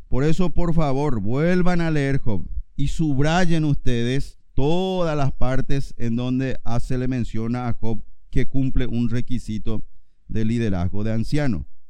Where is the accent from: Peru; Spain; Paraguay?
Paraguay; Yo soy paraguayo y estoy acá.